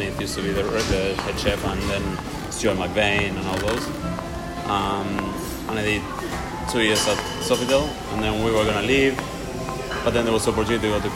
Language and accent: English; Buenos Aires, Argentina; moved away; I'm from Buenos Aires, and Buenos Aires is half Italian, half Spanish.